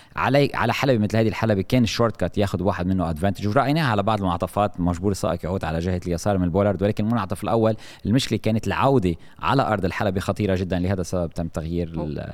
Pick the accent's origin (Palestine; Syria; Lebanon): Lebanon; نحن عندنا بلبنان